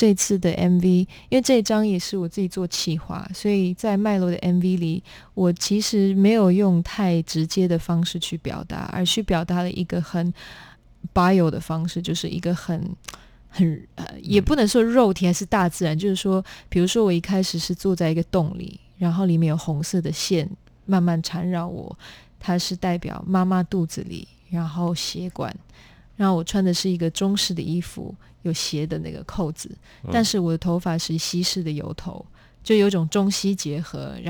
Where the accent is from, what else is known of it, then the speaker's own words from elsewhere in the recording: Netherlands; born there; 我因为在荷兰出生，然后我们从小学就开始有各种有关环保的一些概念